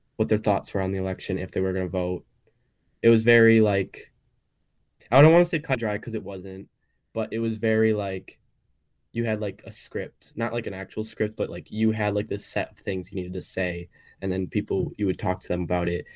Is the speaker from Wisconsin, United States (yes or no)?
yes; Wisconsin, United States; also born or lived in Illinois; growing up in Wisconsin